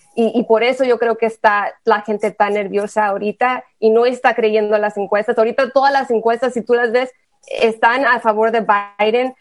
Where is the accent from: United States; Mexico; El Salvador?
United States; Texas; mi, propia historia como latina, como tejana